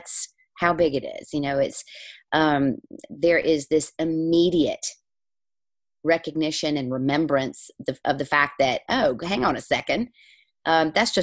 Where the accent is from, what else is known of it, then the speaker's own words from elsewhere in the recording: the South, United States; moved away as an adult; now in Ireland; I grew up in the South. I'm a preacher's daughter